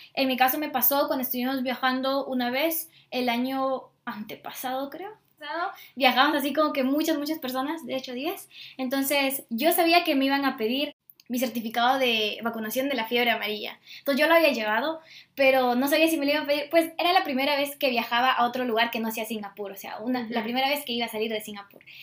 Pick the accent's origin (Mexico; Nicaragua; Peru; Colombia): Peru; si vengo de Perú